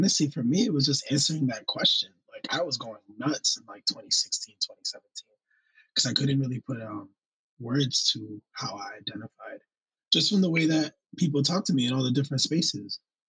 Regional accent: New York, United States; first language Spanish; English is a second language; So my first language was Spanish. And it wasn't until first grade that I was actually put into English speaking class. And then I had this funny accent because I was raised in New York

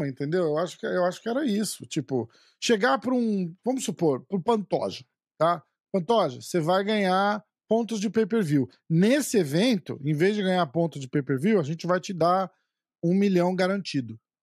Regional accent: Brazil; a gente é brasileiro

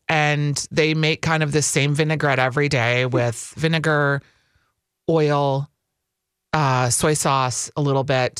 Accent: California, United States; Well, yeah, I grew up in California.

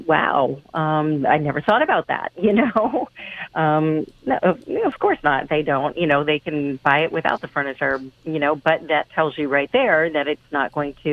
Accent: Pennsylvania, United States; moved away; also born or lived in Fall River, Massachusetts; I am originally from Pennsylvania and was a realtor there for a long time

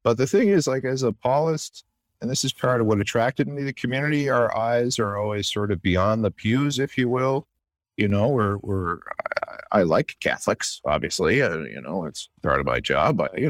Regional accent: Canada; now in United States; but I am Canadian. And I've been in this country 10 years

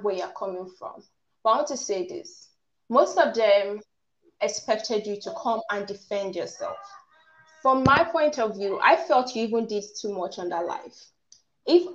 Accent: Nigeria; accent: African; I'm Nigerian and I have sort of like an African accent.

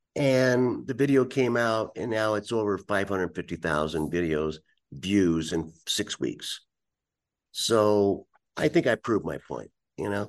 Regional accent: United States; as an American

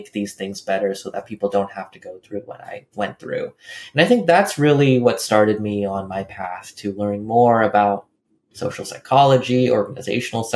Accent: California, United States; I grew up in California

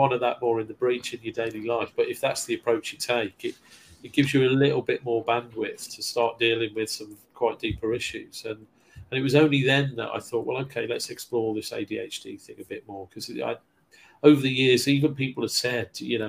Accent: Kidderminster, West Midlands, United Kingdom; moved away as an adult; also born or lived in London / West Bromwich; growing up in Kidderminster, a parochial town in Thatcher's Britain

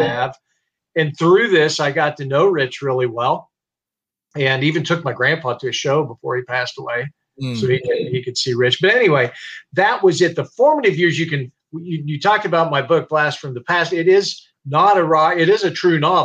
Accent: Topeka, Kansas, United States; I grew up in Topeka, Kansas

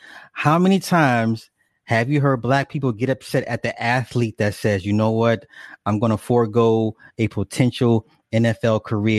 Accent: Oswego, Illinois, United States; now in Atlanta, United States; Okay, I'm from Oswego.

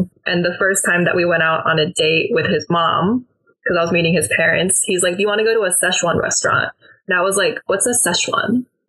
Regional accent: Midwest, United States; And then I think growing up in the Midwest, you do have a very strong sense of being American just because it's, like, the heartland.

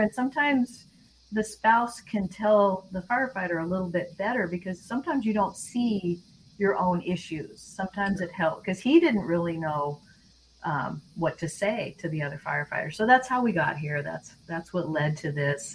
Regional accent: Seattle, Washington, United States; moved away as an adult; also born or lived in Louisiana; we're from Seattle area. Mike's from Idaho. I'm from Seattle

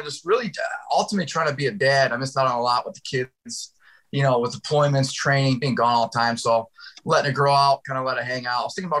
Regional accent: Syracuse, New York, United States; now in Florida, United States; I live in Florida now. I'm originally from Syracuse, New York, from upstate New York

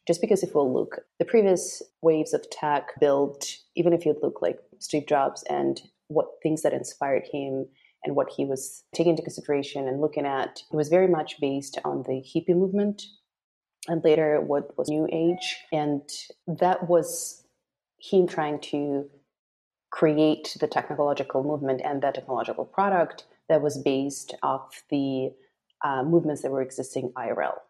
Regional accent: Moscow, Russia; now in Los Angeles, United States; I'm originally from Moscow, Russia, currently based in Los Angeles

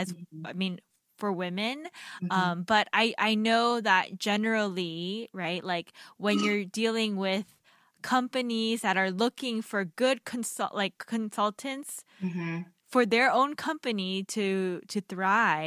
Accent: United States; how we were raised as Korean Americans

